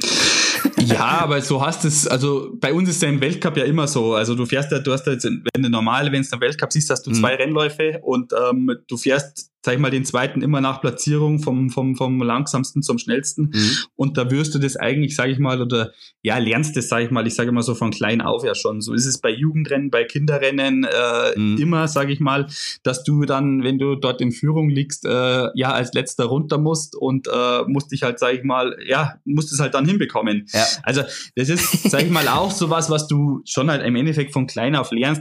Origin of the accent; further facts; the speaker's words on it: Germany; wo ich lebe, wo ich aufgewachsen bin